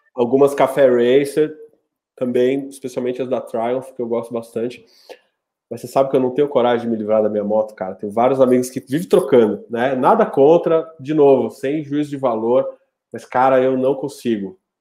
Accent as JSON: {"language": "Portuguese", "region": "São Paulo", "country": "Brazil", "also_born_or_lived": "Rio Branco, Acre", "moved": "yes", "lives_now": "Brasília, Brazil", "said": "eu não sou do Acre, né? Eu sou paulistano, mas eu morei 10 anos em Rio Branco"}